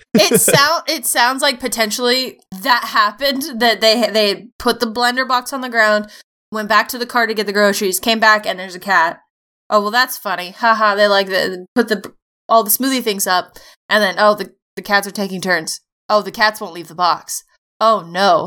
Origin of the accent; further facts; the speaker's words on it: United States; I am American.